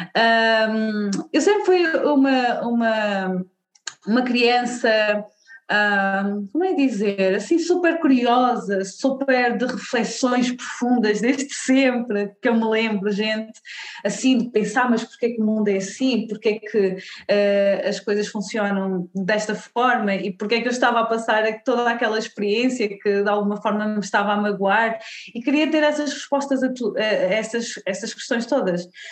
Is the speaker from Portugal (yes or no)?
yes; Portugal; nasci em Portugal, sou uma mulher negra, uh, os meus pais são da Guiné-Bissau, uh, mas pronto, eu nasci aqui em Portugal